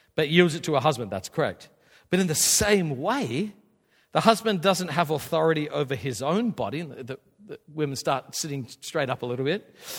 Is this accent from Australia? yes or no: yes; Australia; I, I grew up in Australia.